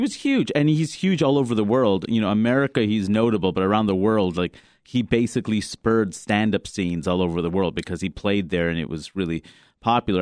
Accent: New York City, New York, United States; growing up in Queens, New York

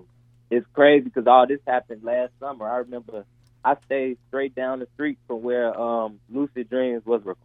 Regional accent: Chicago, Illinois, United States; being a Chicago, south suburb native, Chicago native, Chicagoland native

